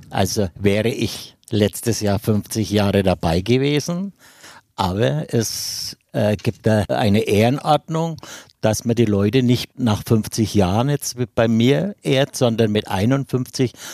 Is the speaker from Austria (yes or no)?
no; Erlangen, Bavaria, Germany; ich bin noch am alten Sportplatz groß geworden in der Jahnstraße